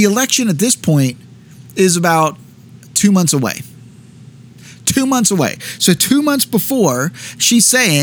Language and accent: English; United States; as an American Christian